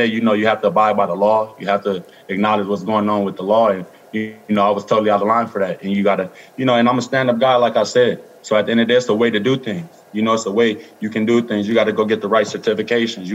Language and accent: English; Los Angeles, California, United States; I'm from Los Angeles, California. I grew up in South Central